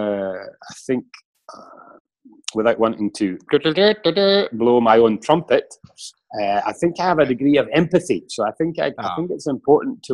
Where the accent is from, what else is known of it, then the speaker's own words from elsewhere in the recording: Scotland, United Kingdom; moved away as an adult; now in Switzerland; been away from my home country, Scotland, for 23 years.